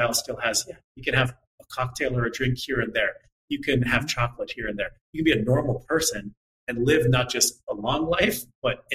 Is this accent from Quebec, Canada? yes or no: yes; Montreal, Quebec, Canada; I'm from Montreal.